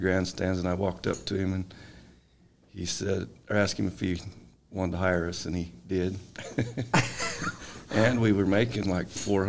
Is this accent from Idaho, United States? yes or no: yes; Arbon, Idaho, United States; moved away as an adult; also born or lived in Nevada; I lived in Marsh Creek, Idaho for 6 months. Don't remember any of that. We moved to Arbon. And I pretty well stayed there till I was 18, and I moved to Nevada and worked on some ranches down there for a little bit.